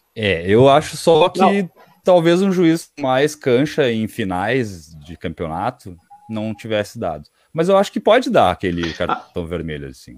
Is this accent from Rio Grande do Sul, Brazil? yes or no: yes; Butiá, Rio Grande do Sul, Brazil; somos de Butiá